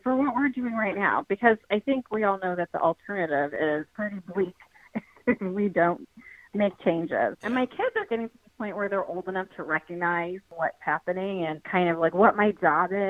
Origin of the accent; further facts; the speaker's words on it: New York City, New York, United States; I grew up in New York City